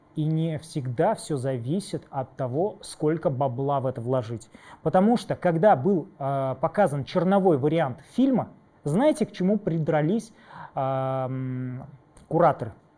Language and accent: Russian; Tatarstan, Russia; я из, э, Татарстана